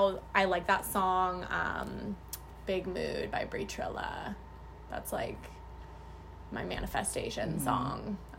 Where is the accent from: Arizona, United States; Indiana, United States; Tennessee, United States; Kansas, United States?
Arizona, United States; Phoenix; I'm from Phoenix, born and raised, still here.